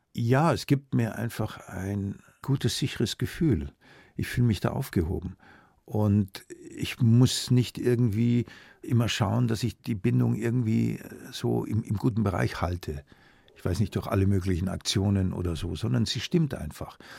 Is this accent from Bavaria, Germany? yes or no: yes; Munich, Bavaria, Germany; born or raised there; also born or lived in Augsburg